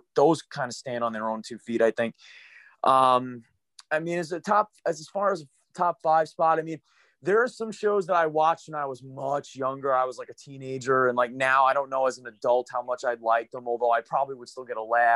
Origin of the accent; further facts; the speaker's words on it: United States; being American